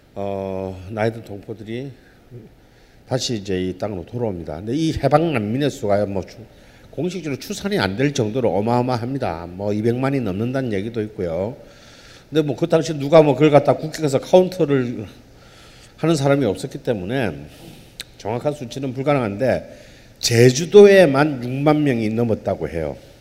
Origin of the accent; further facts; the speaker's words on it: Busan, South Korea; 본의 아니게 제 고향이 부산이 됐습니다.